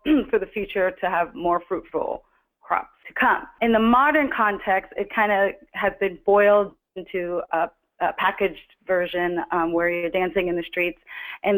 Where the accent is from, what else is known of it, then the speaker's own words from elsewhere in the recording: Trinidad & Tobago; moved away; also born or lived in New Jersey, United States; I was born in Trinidad and grew up partly in Trinidad and grew up partly in New Jersey